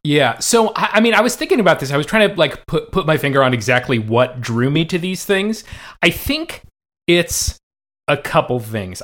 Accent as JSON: {"language": "English", "area": "Bay Area", "region": "California", "country": "United States", "tie": "born or raised there", "said": "I grew up in the Bay Area"}